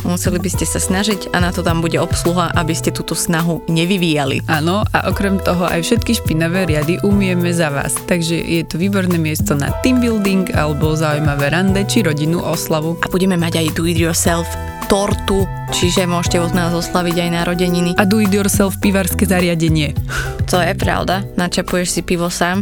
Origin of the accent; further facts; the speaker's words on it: Lučenec, Banská Bystrica Region, Slovakia; som z Lučenca